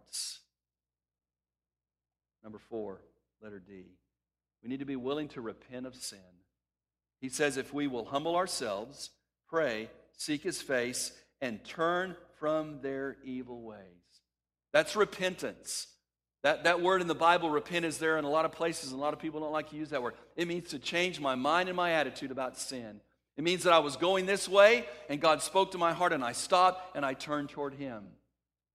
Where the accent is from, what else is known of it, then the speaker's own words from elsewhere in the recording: West Texas, United States; When I was a kid growing up in West Texas